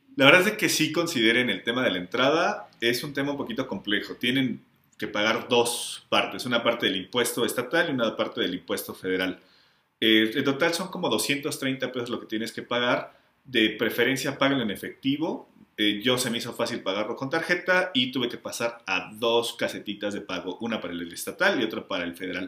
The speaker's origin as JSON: {"language": "Spanish", "country": "Mexico", "also_born_or_lived": "Mexico City"}